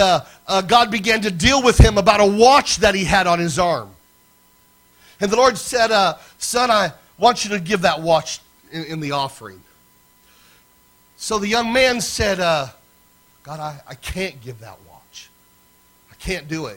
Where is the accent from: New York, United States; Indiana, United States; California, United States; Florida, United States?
Indiana, United States; Lafayette; up in Lafayette, Indiana, my hometown